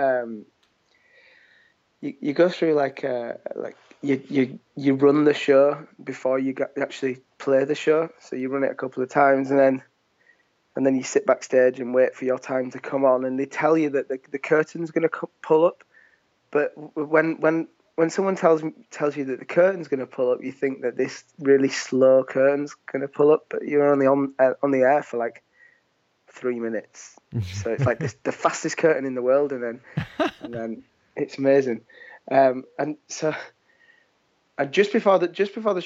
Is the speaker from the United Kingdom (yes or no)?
yes; Leeds, Yorkshire and the Humber, United Kingdom; we're a band from Leeds, two brothers